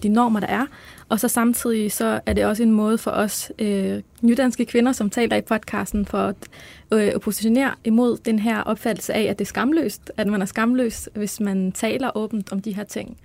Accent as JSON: {"language": "Danish", "town": "Albertslund", "region": "Capital Region of Denmark", "country": "Denmark", "tie": "born or raised there", "said": "Jamen, jeg er vokset op på Vestegnen i Albertslund."}